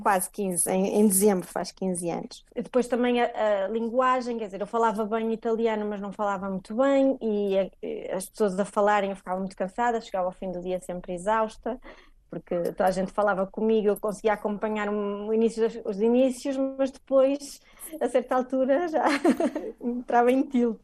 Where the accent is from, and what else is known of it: Portugal; moved away as an adult; also born or lived in Viana do Castelo; now in Italy